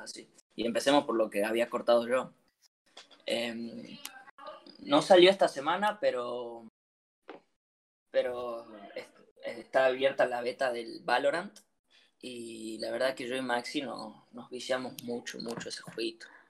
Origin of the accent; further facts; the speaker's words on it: Argentina; adolescente argentino